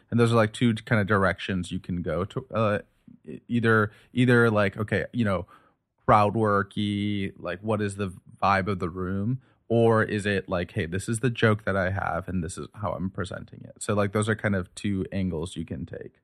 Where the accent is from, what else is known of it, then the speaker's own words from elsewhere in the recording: United States; I'm American, you know, I speak English, I speak Urdu here